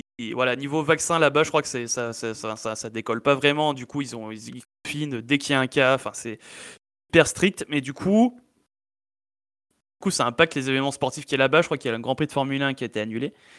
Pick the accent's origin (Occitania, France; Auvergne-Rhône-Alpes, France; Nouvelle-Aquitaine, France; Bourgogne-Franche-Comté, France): Auvergne-Rhône-Alpes, France; Valence; on est de Valence